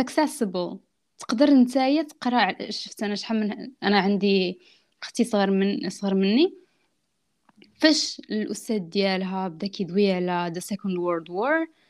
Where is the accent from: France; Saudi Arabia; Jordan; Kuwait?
France; also born or lived in Italy / Morocco; انا دزت طاليان كبرت في فرنسا دونك اصلي من المغرب